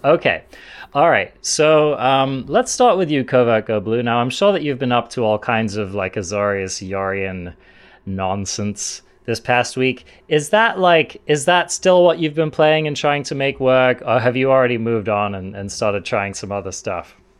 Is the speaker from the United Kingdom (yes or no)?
yes; England, United Kingdom; being English